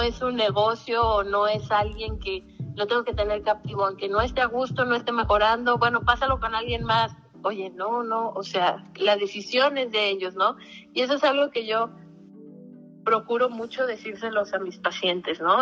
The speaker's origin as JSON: {"language": "Spanish", "country": "Mexico", "moved": "yes", "said": "de México"}